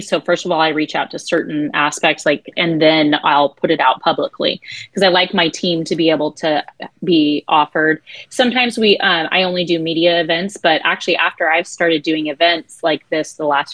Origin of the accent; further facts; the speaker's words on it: Adin, California, United States; I was born and raised in Aden, California. We have 400 people in my hometown